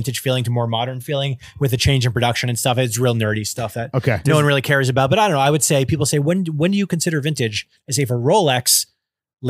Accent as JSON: {"language": "English", "town": "Nyack", "region": "New York", "country": "United States", "said": "I'm from Nyack, New York"}